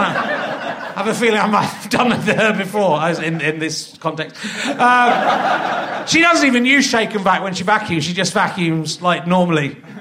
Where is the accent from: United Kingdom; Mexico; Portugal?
United Kingdom; England; English little posh kids